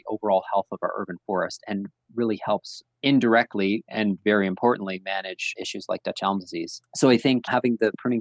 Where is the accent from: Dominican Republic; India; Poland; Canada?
Canada; Ontario; now in Saskatoon, Canada; I'm from Ontario